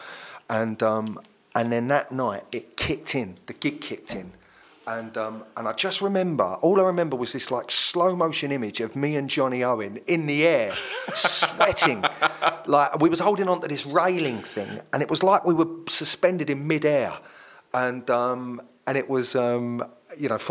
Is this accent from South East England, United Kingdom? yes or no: no; London, United Kingdom; I'm from South London, you know. I grew up in kind of Kennington